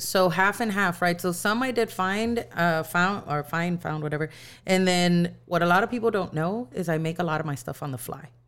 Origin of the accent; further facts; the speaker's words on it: San Antonio, Texas, United States; I'm from San Antonio